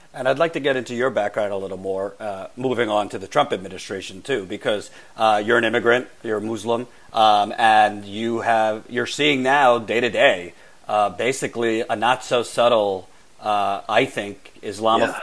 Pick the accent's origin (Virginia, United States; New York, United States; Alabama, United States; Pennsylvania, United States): New York, United States; New York City; I'm from New York City